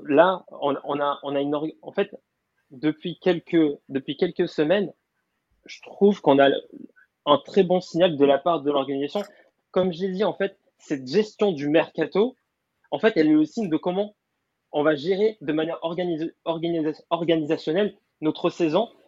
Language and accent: French; Paris, Île-de-France, France; je venais de Paris